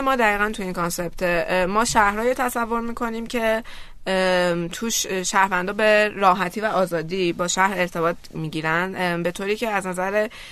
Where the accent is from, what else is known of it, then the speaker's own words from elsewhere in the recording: Iran; ما از ایرانیم